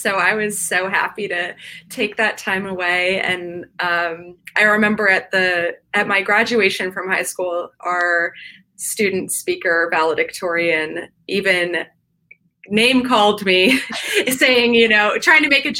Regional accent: East Coast, United States; But I grew up on the East Coast, and a lot of the places that I grew up in, the predominant discipline of riding was English and specifically show jumping.

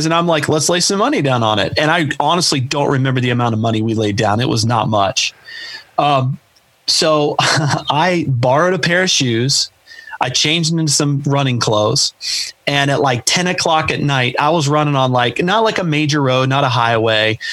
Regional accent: Chillicothe, Ohio, United States; now in Columbus, United States; my hometown of Chillicothe, Ohio

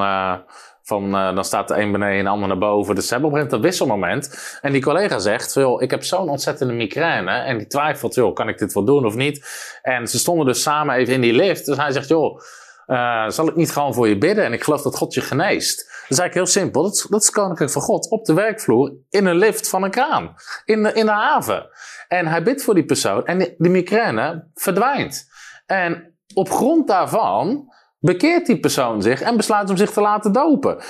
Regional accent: Netherlands

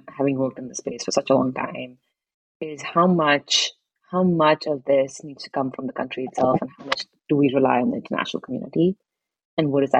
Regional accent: India; I grew up in India, and there's a lot of diversity in the Indian country

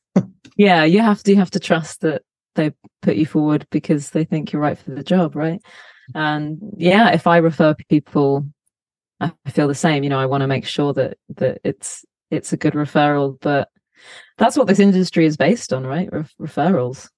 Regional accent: Cambridgeshire, East of England, United Kingdom; moved away as an adult; also born or lived in London; now in Los Angeles, United States; grew up in Cambridgeshire in a, in a you know decently sized town

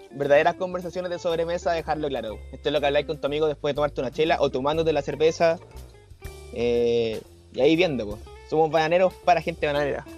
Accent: Chile; somos los chilenos

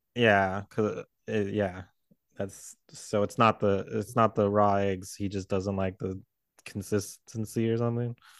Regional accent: Southern California, United States; We grew up in California

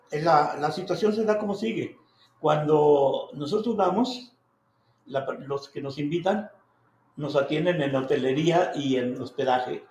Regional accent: Ojocaliente, Zacatecas, Mexico; mi pueblo

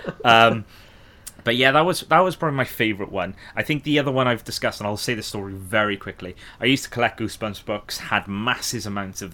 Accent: the Valleys, Wales, United Kingdom; I'm from the Valleys area

